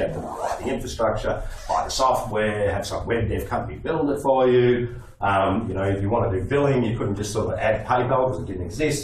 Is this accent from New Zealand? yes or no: no; Melbourne, Victoria, Australia; I grew up in Flemington